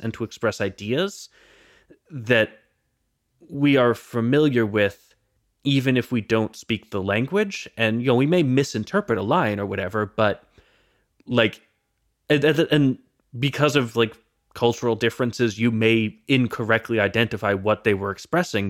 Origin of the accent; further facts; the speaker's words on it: United States; as an American